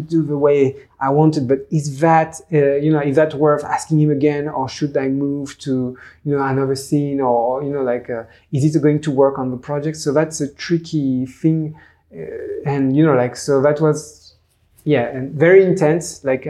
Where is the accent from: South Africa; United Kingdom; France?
France; English is a second language; this French little guy